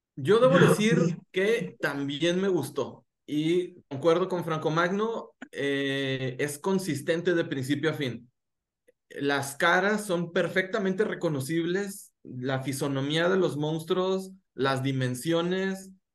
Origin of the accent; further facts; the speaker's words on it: Gómez Palacio, Durango, Mexico; soy un cholo de Gómez Palacio Durango